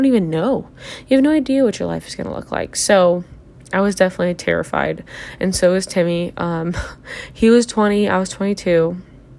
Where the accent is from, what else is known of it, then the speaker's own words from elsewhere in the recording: Sullivan, Illinois, United States; I am from Sullivan, Illinois